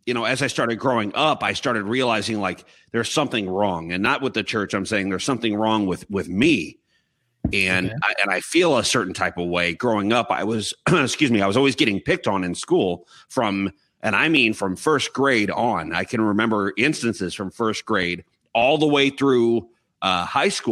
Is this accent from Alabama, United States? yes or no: no; Chicago, Illinois, United States; I was born and raised here in Chicago, in the suburbs of Chicago, about 45 minutes from the city, northwest